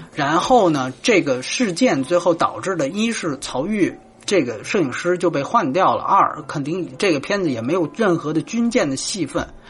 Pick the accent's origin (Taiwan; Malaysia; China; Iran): China; 我是大陆来的